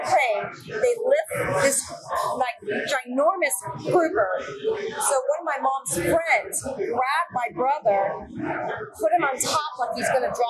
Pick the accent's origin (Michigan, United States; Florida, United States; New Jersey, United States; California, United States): Florida, United States; Miami; I am from Miami.